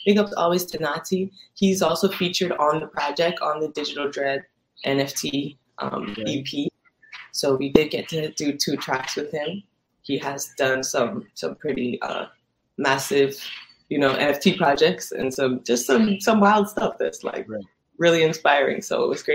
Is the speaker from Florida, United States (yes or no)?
no; New York, United States; also born or lived in Jamaica; now in Los Angeles, United States; I'm from New York, Brooklyn. I grew up between New York and Jamaica